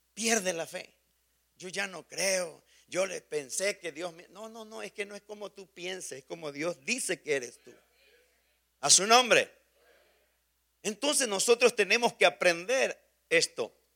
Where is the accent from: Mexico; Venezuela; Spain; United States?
Mexico; moved away; Somos mexicanos revueltos con muchos otros países